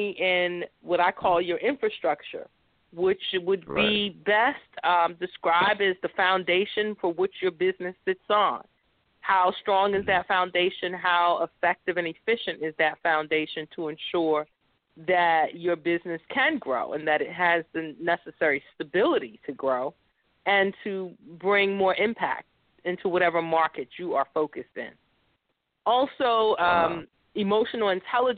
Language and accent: English; New York City, New York, United States; I was born and raised in New York City.